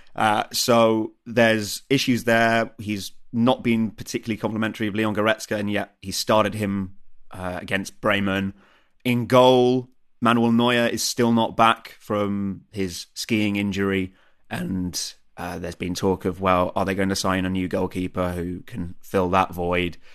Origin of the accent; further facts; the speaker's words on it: England, United Kingdom; now in Germany; being English